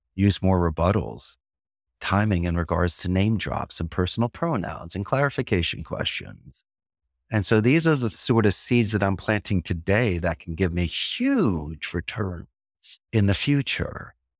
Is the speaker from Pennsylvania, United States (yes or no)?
yes; Philadelphia, Pennsylvania, United States; first language English; moved away as an adult; now in Costa Rica; from Philadelphia and Anglo Saxon and English is my first language